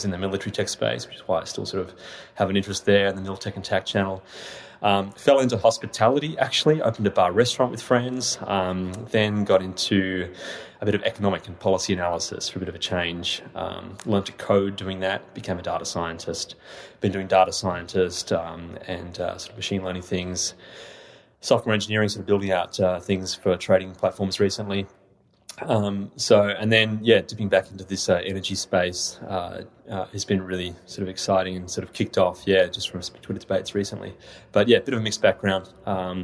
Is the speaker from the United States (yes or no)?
no; Tasmania, Australia; now in Sydney, Australia; I grew up in Tasmania, little island at the bottom of Australia. I now live in Sydney.